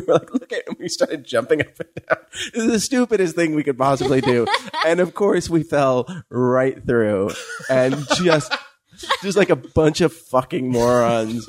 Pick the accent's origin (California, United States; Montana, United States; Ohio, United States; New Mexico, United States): California, United States; moved away; as a Californian